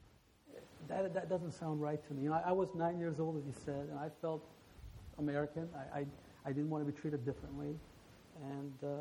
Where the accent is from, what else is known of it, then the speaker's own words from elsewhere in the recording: Iran; also born or lived in Alabama, United States; now in United States; especially being from Iran, when I first moved to Alabama, I kept trying to say I'm from Iran.